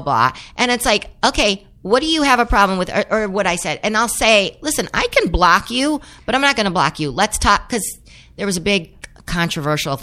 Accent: San Fernando Valley, California, United States; growing up in the San Fernando Valley

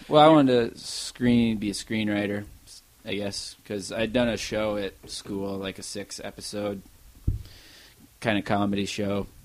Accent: Armour, South Dakota, United States; moved away as an adult; my whole childhood until I graduated high school. I was there in Armour, South Dakota.

